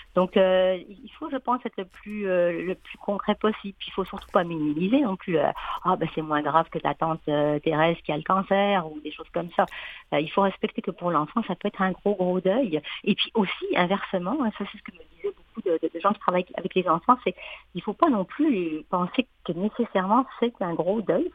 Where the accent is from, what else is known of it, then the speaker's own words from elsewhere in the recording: France; accent: French; now in Quebec, Canada; je viens de la France, comme mon accent trahit